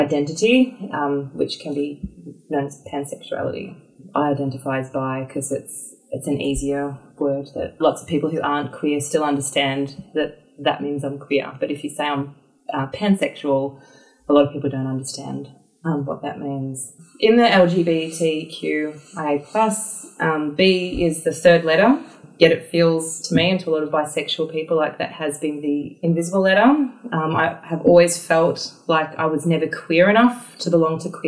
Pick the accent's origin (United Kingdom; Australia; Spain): Australia; Brisbane, Queensland; moved away; also born or lived in Sydney; I was born in Sydney, but I grew up in the suburbs of Brisbane